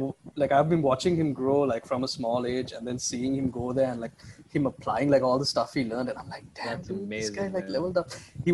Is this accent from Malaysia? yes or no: no; Oman; I knew this kid like growing up in Oman.